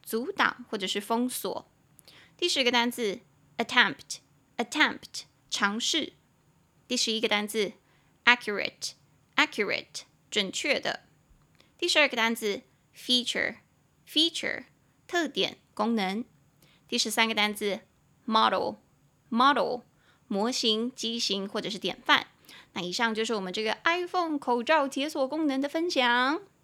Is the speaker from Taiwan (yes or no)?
yes; Taiwan; 我们两个都是在台湾土生土长